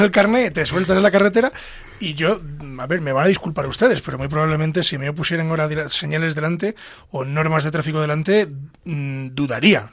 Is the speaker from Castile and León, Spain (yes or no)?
yes; Pedro Bernardo, Castile and León, Spain; Pedro Bernardo, que es mi pueblo